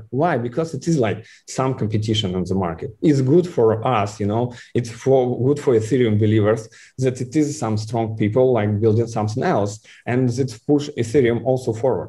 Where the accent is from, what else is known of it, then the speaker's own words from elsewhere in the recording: Kaliningrad, Kaliningrad Oblast, Russia; English is a second language; I am a boy from Kaliningrad, you know. Like, I don't think that you know where is Kaliningrad